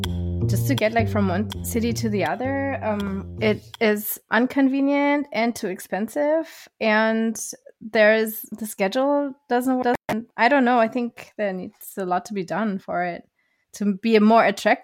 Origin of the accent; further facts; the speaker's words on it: Germany; I took the train in Germany 2 years ago. I was going from my hometown to Berlin